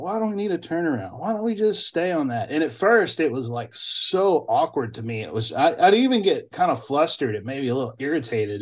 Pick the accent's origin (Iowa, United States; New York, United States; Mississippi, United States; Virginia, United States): Mississippi, United States; Bolton; moved away as an adult; also born or lived in Alabama; now in Vancouver, Canada; I grew up at the four way stop in Bolton, Mississippi